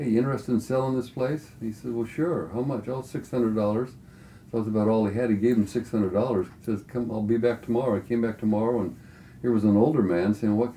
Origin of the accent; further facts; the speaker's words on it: Glendale, California, United States; I was born in Glendale, California, you know, kind of between Burbank and Los Angeles